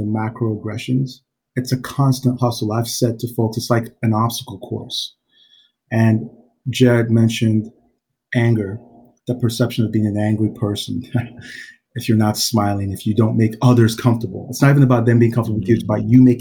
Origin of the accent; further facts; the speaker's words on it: Georgia, South Carolina, United States; also born or lived in Nigeria; I'm from Nigeria, moved here to the South, South Carolina, Georgia from Nigeria. Very difficult transition. So growing up, those formative years there